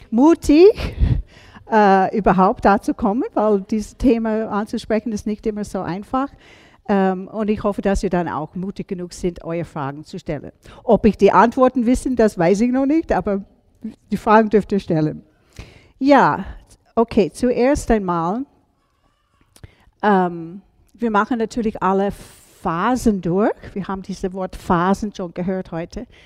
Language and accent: German; United States; now in Salzburg, Austria; Ihr merkt, obwohl ich gestern von Salzburg gekommen bin, wo, bin ich keine Salzburgerin. Ich bin ursprünglich aus USA.